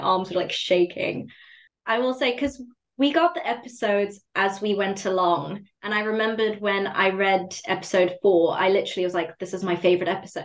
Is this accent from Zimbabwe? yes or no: yes; Zimbabwe; growing up in Zimbabwe, everything is very academically focused